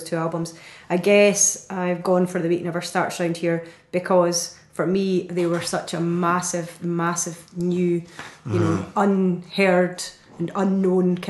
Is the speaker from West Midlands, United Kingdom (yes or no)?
no; Stirling, Scotland, United Kingdom; moved away; also born or lived in London; I'm from Stirling